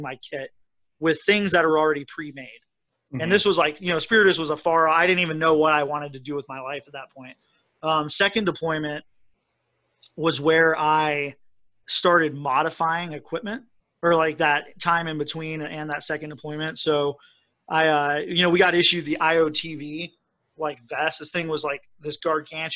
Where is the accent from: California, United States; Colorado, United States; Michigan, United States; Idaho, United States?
Colorado, United States; I grew up in Colorado with, you know, my dad was really into hiking and camping and fishing, and so I was just outside a lot